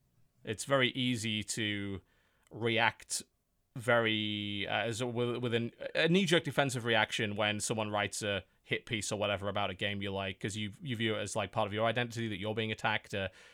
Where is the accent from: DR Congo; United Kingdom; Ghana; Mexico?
United Kingdom; and I'm a British lefty